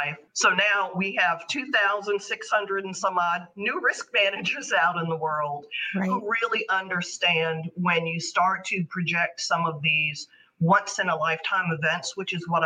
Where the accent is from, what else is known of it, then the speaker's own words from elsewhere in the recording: New York City, New York, United States; This is my hometown. I have family that work in Lower Manhattan